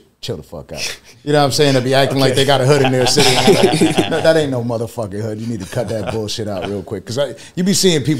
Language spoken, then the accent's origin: English; Buffalo, New York, United States; moved away as an adult; now in Florida, United States; I come from Buffalo, New York